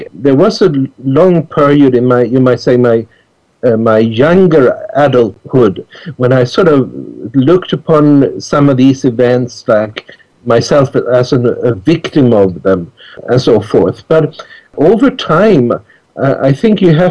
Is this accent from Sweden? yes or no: yes; Stockholm, Stockholm County, Sweden; moved away; I grew up in Stockholm